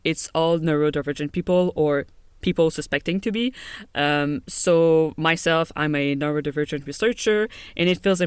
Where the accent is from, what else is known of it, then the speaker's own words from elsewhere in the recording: Montreal, Quebec, Canada; I grew up in Canada, in Montreal, Quebec.